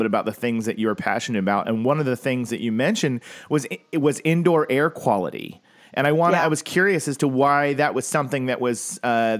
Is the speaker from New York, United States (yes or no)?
no; Oklahoma, United States; moved away; I grew up in Oklahoma. That's where I'm from originally.